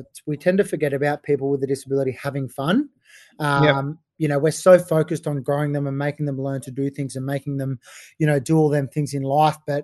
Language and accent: English; Gold Coast, Queensland, Australia; now in Sydney, Australia; I grew up on the Gold Coast and played my junior footy up there with the Titans